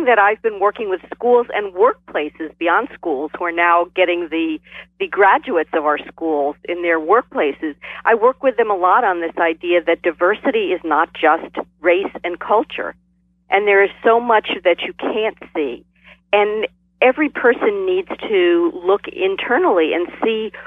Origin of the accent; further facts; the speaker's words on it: New Jersey, United States; I'm from New Jersey